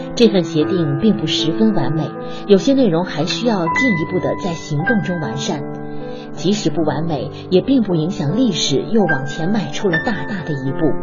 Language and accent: Chinese; Beijing, China; 我来自北京，不管是城市面积还是城市人口，北京都是巴黎的许多倍